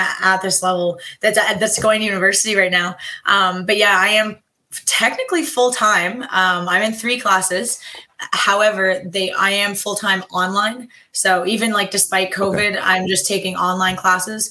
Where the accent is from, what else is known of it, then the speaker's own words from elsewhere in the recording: Prince Edward Island, Canada; I'm Canadian